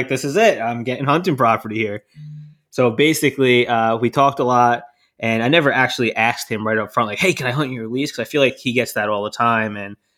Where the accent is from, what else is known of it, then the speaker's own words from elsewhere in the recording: New Jersey, United States; That's not fair. I'm from New Jersey. Come on.